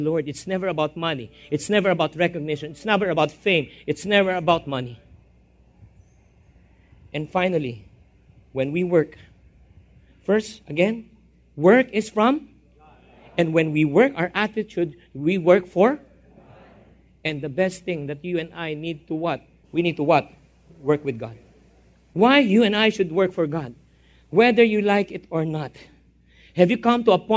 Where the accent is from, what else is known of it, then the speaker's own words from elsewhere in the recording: Philippines; I'm a Filipino-Chinese